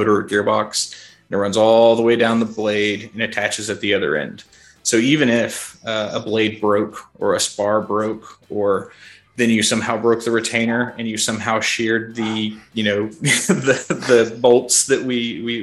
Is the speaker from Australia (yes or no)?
no; Kentucky, United States; also born or lived in Florida; I'm born and raised in Kentucky. Spent a short stint in Florida, but I've been in Kentucky most of my life